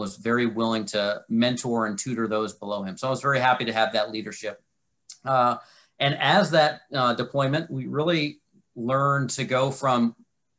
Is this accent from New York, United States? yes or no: no; Michigan, United States; moved away as an adult; I'm from Michigan originally.